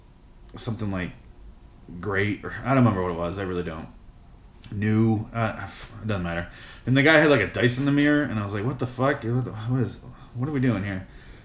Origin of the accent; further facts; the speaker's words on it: Philadelphia, Pennsylvania, United States; But I was born and raised in West Philadelphia, as we all know.